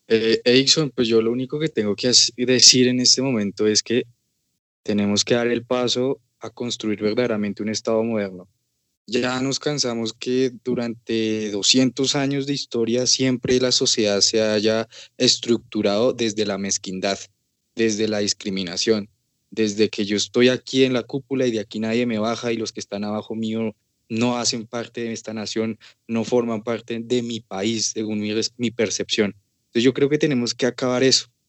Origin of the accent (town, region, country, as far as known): Colombia